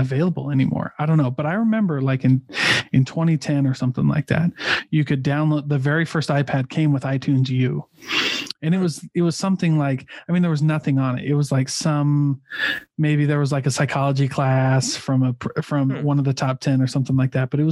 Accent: Midwest, United States; I'm from the Midwest

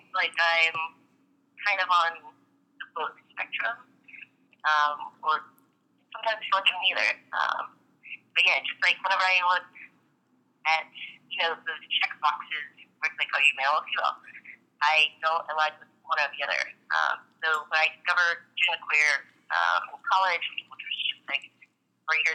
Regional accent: Tennessee, United States; born and raised in Tennessee

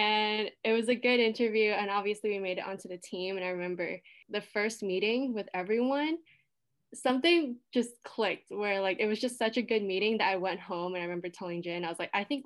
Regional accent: Toronto, Ontario, Canada; moved away as an adult; now in London, Canada; I grew up in Scarborough

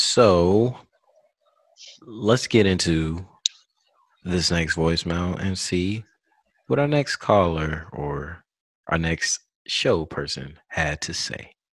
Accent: South Carolina, United States; now in California, United States; I'm from the South with an F. Okay. I'm from South Carolina

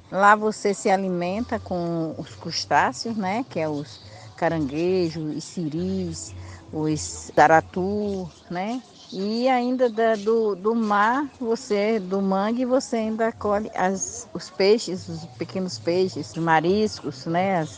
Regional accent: Olivença, Bahia, Brazil; Nasci e me criei em Olivença, beira-mar, sempre junto do oceano, sempre junto da praia, sempre junto das pedras

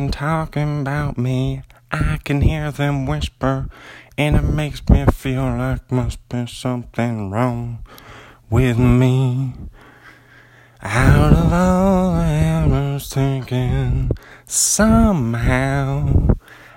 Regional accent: Bothell, Washington, United States; now in Pullman, United States; I'm an author from Pullman, Washington. Well, originally from Bothell, Washington. But I live in Pullman right now

